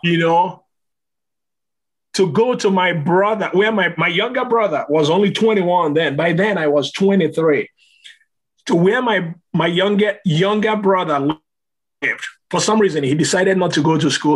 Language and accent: English; Nigeria; moved away